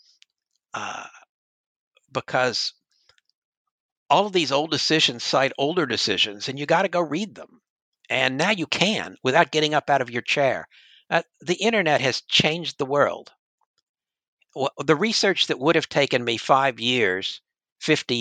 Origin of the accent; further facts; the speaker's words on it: Cincinnati, Ohio, United States; in his hometown of Cincinnati, Ohio, which is also my hometown